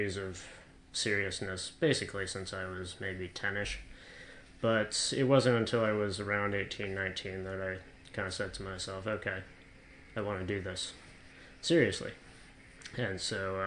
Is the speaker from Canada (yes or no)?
yes; Ottawa, Ontario, Canada; moved away as an adult; now in United Kingdom; I'm from Ottawa, which is the capital of my home country, Canada. Moved over to the UK in April of 2016